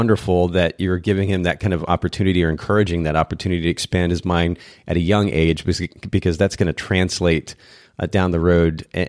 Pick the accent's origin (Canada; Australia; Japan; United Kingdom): Japan; I grew up in Japan myself, and I was there from about the age of 2. And so learning Japanese just came naturally.